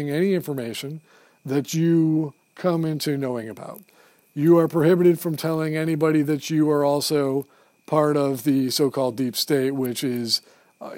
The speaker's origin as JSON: {"language": "English", "country": "United States", "said": "As an American Marine, as an officer in the Marine Corps"}